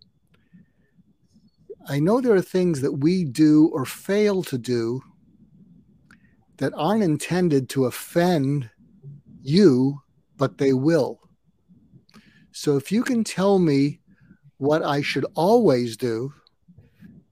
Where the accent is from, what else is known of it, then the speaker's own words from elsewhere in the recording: California, United States; I'm not only an American, I'm a Californian